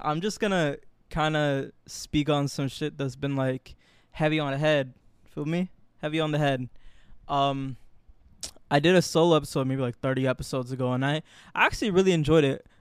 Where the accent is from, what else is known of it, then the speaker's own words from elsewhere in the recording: Florida, United States; moved away as an adult; now in New York, United States; I was born in New York, raised my whole life in Florida